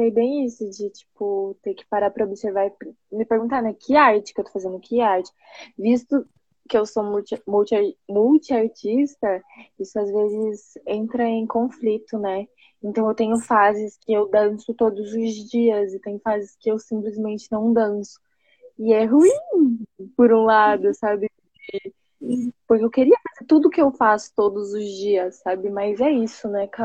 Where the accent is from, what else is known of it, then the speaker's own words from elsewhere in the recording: São Paulo, Brazil; also born or lived in Poá; eu sou da Zona Leste de São Paulo, mano, tipo, extremo, extremo, eu moro numa cidade chamada Poá